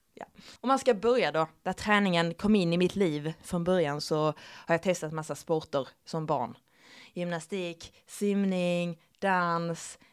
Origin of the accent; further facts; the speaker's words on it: Skåne, Sweden; accent: Skånska; jag överdriver min skånska